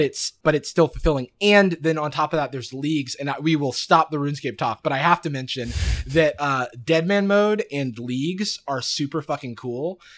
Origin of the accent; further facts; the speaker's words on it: Gainesville, Florida, United States; growing up in Gainesville, Florida